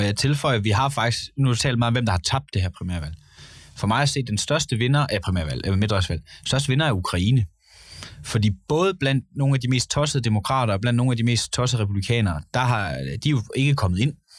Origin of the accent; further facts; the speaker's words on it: Gøl, North Denmark Region, Denmark; Jeg kommer selv fra Gøl, en minkavler by.